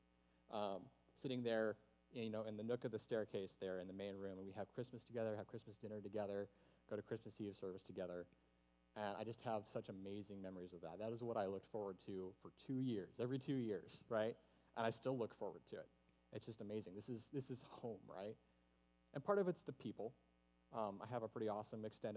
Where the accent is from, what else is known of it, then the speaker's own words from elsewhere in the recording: the South, United States; I'm from the South. And home and tradition and hospitality are all really big values there